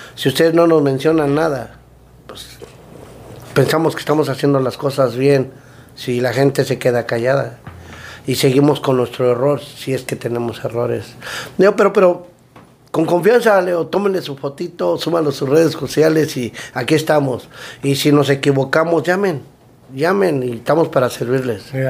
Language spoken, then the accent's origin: Spanish; Mexico City, Mexico; now in United States; de la Ciudad de México, del DF. Pero cuidado, eh, no somos chilangos, somos capitalinos.